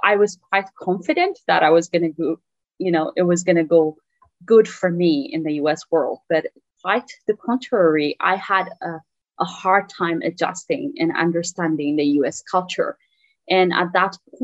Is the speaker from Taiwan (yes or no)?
no; Eritrea; English is a second language; moved away as an adult; now in United States; I am from Eritrea originally, that's in East Africa. I came to US in December 15, 2007.